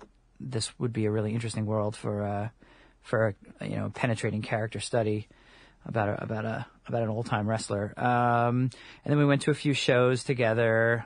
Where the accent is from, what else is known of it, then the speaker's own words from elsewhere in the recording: Long Island, New York, United States; I grew up on Long Island